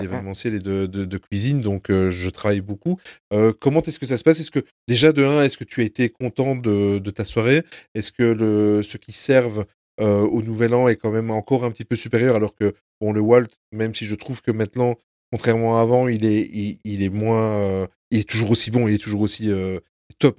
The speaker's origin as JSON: {"language": "French", "country": "Belgium", "said": "on est belges tous les quatre"}